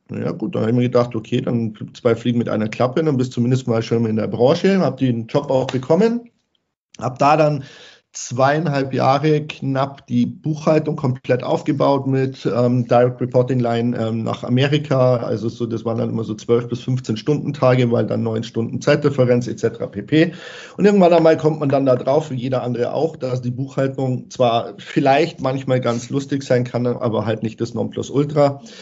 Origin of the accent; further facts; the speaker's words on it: Bavaria, Germany; ansonsten bin ich Bayer durch und durch. Das hört man vielleicht hm. ab und zu in der Sprachfärbung.